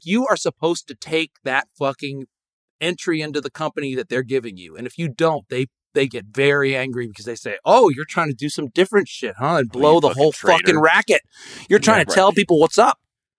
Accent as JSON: {"language": "English", "region": "Connecticut", "country": "United States", "tie": "born or raised there", "said": "Growing up in Connecticut, you know, they fucking groom you to be a goddamn stockbroker."}